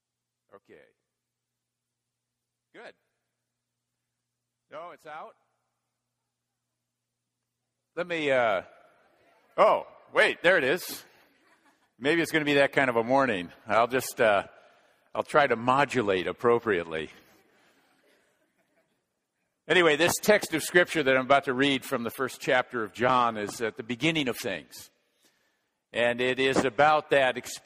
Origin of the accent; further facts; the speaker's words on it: Minnesota, United States; moved away; I grew up in Minnesota